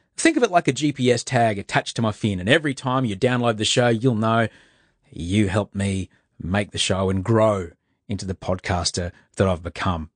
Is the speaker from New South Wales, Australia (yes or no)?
no; Brisbane, Queensland, Australia; I grew up in, in Brisbane